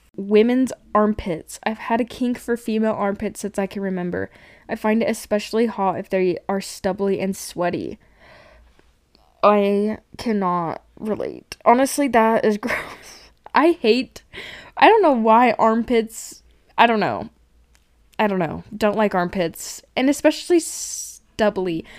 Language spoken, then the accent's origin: English; Cache Valley, Utah, United States; I grew up in Cache Valley area